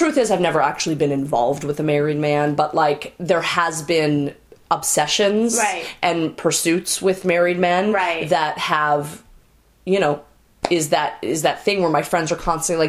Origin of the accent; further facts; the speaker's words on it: Newton, Massachusetts, United States; Everybody hated me because I was Jewish. I grew up in Newton, Massachusetts.